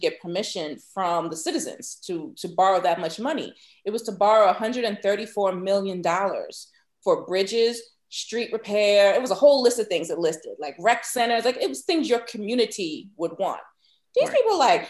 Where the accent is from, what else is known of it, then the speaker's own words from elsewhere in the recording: Maryland, United States; moved away; I'm from Maryland